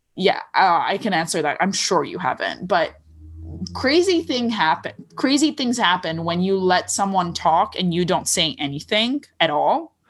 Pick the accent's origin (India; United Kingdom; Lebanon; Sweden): Lebanon; accent: Lebanese; English is a second language; moved away; I did grow up in Lebanon